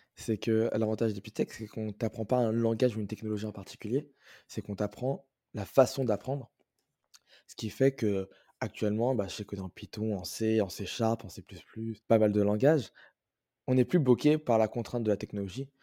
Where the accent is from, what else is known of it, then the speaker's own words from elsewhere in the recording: France; moved away as an adult; now in Montreal, Canada; je suis né en France et je vis en France